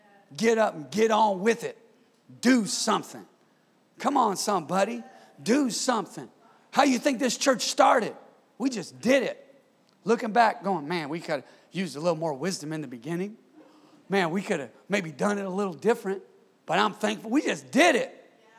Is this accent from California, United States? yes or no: yes; California, United States; Come on, I'm from Northern California, okay?